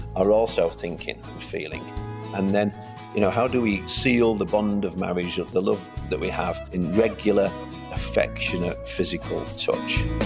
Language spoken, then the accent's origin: English; Manchester, North West England, United Kingdom; I'm from Manchester originally.